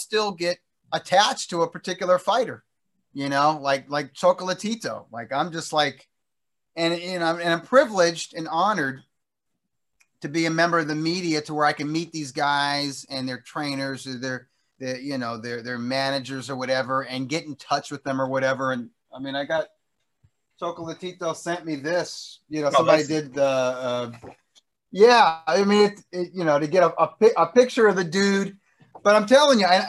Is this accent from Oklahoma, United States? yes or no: no; Inglewood, California, United States; my hometown here in Inglewood